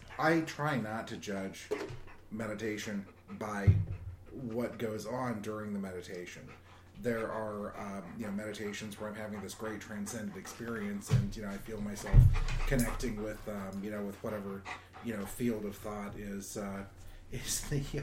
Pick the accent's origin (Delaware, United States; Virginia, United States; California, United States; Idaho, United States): California, United States; Southern; As a kid growing up in Southern California, meditation was part of the culture there